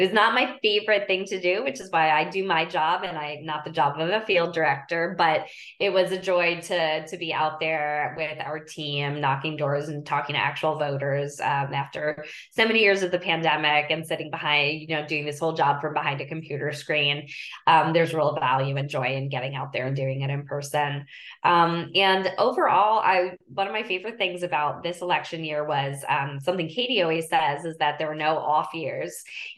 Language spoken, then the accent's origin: English; Philadelphia, Pennsylvania, United States; And I say that as a Philadelphian and as someone who cares about fighting climate change.